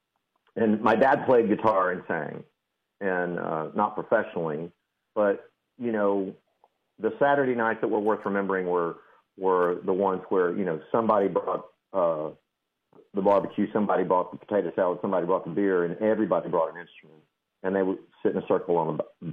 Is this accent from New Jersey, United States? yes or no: no; Del Rio, Texas, United States; I was raised in Del Rio